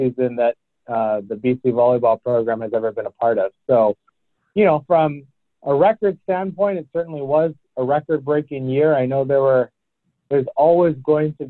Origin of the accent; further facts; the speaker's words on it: Hawaii, United States; moved away; I grew up in Hawaii